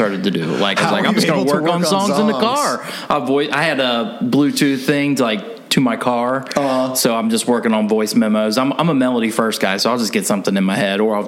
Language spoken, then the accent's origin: English; Kentucky, United States; moved away as an adult; also born or lived in Los Angeles; I'm originally from Kentucky